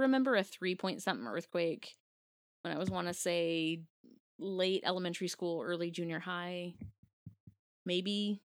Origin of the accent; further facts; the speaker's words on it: Washington, United States; we grew up in Washington, technically on the Ring of Fire